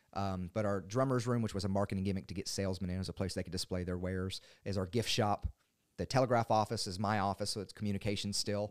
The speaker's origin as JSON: {"language": "English", "area": "Maury County", "region": "Tennessee", "country": "United States", "lives_now": "Dickson County, United States", "said": "I'm from Murray County"}